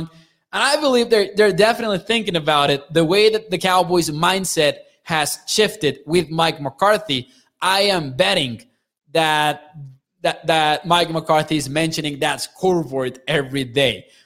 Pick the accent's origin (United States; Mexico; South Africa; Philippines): Mexico; I'm from Mexico